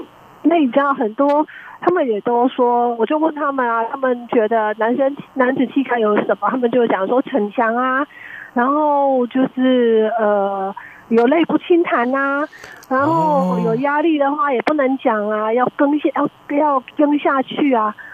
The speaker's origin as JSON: {"language": "Chinese", "region": "Tainan", "country": "Taiwan", "said": "我来自国立成功大学"}